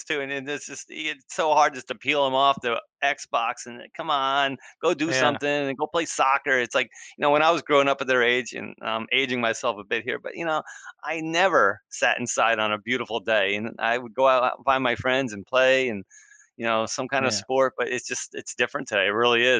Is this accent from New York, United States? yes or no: no; New Jersey, United States; I grew up in New Jersey